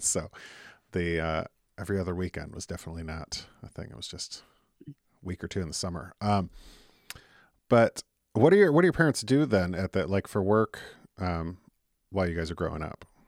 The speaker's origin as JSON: {"language": "English", "town": "Detroit", "region": "Michigan", "country": "United States", "said": "I'm from Detroit"}